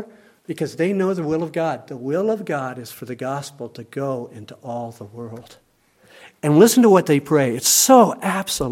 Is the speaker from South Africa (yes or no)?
no; Canada; I am a Canadian citizen